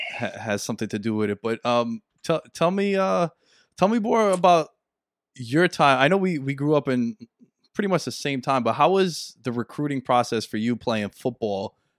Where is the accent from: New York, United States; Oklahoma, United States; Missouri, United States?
New York, United States; New York City; we come from New York City. Our high school was in Queens.